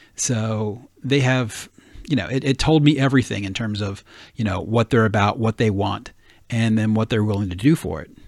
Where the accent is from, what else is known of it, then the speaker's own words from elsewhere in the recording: the South, United States; moved away; I grew up in the South